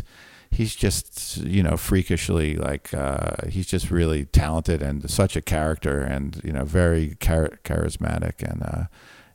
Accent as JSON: {"language": "English", "country": "United States", "tie": "born or raised there", "said": "growing up in New York or New Jersey, rock and roll radio was big."}